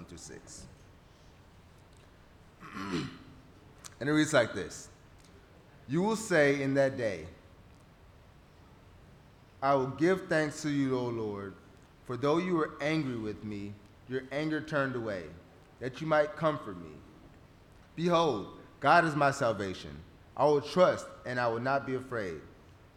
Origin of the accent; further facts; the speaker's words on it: Runge, Texas, United States; moved away as an adult; also born or lived in Hattiesburg; born and raised in Rungy